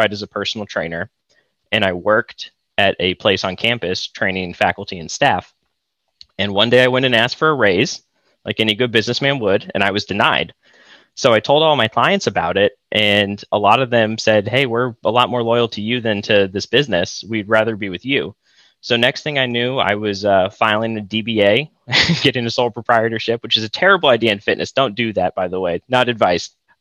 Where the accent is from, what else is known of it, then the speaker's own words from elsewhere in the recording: Austin, Texas, United States; moved away as an adult; now in Ann Arbor, United States; I'm from Austin, actually, originally